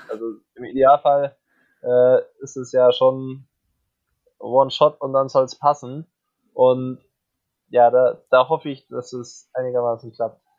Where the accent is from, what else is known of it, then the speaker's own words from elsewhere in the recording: Augsburg, Bavaria, Germany; born there; Ich bin ja gebürtiger Augsburger